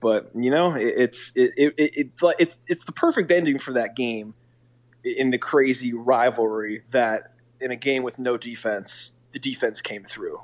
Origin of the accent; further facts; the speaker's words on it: Southern California, United States; moved away; I'm from Southern California as well